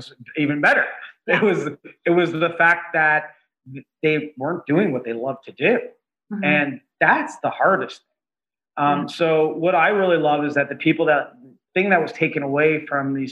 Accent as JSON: {"language": "English", "town": "Toronto", "region": "Ontario", "country": "Canada", "tie": "born or raised there", "moved": "yes", "lives_now": "Los Angeles, United States", "said": "I'm from Toronto originally"}